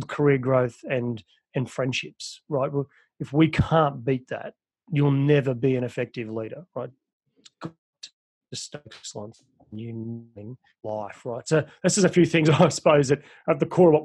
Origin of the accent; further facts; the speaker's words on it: Australia; I'm from Australia, but I have worked in America